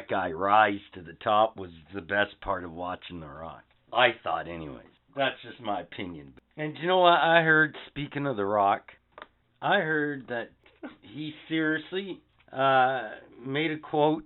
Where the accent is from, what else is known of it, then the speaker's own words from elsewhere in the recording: Canada; us as Canadians